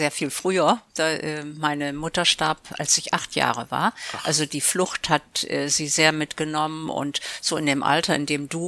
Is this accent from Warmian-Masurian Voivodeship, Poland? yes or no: yes; Elbląg, Warmian-Masurian Voivodeship, Poland; born there; dann als äh, Geschäftsführer einen Job bekommen und ist mit der Familie dahin gezogen. Und deswegen bin ich in Elbing geboren.